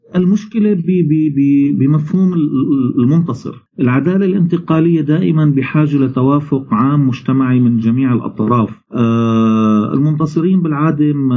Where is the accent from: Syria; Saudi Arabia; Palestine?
Syria; نحن كسوريين